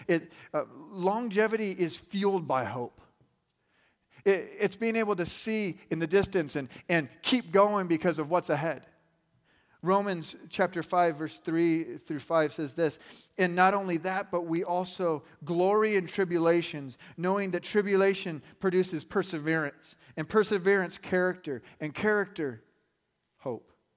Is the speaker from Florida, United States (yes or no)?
no; Arizona, United States; I grew up in Arizona